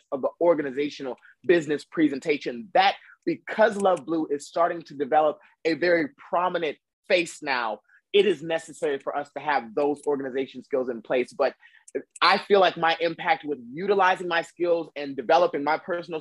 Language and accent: English; the South, United States; I'm from the South